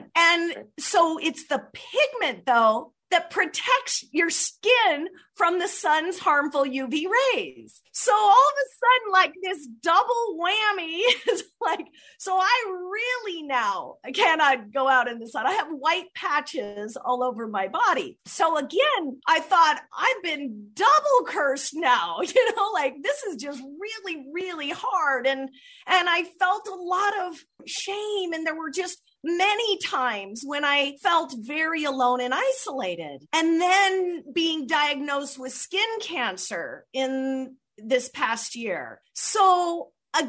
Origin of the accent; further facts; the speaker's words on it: Southern California, United States; since I was a little girl, growing up in Southern California, just walking distance from the beach